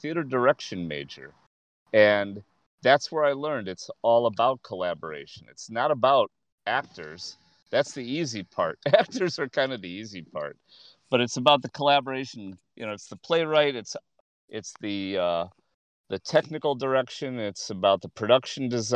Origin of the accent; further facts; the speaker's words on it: Chicago, Illinois, United States; I'm from Rogers Park